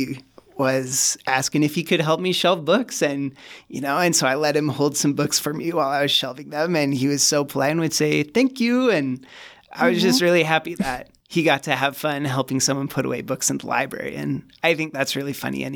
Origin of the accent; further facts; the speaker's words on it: Cache Valley, Utah, United States; moved away; I come from Cache Valley originally